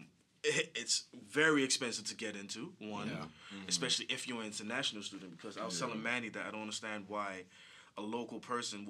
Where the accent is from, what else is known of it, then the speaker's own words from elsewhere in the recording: Ghana; I'm originally from Ghana